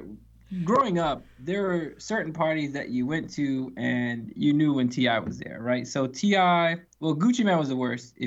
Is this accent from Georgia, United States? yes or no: yes; Atlanta, Georgia, United States; we're from Atlanta